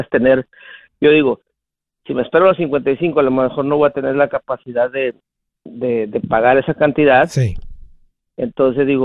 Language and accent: Spanish; Mexico; moved away as an adult; yo, me vine hace unos 20 años de México. Sí. Y, y yo trabajé allá, eh, trabajé como unos otros 20 años, 25 años. No, perdón, unos 18 años allá.